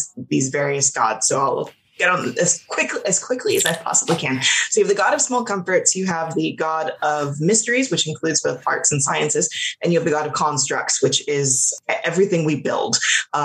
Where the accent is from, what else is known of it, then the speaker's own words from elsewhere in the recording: Los Angeles, California, United States; I grew up in Los Angeles, like born and raised there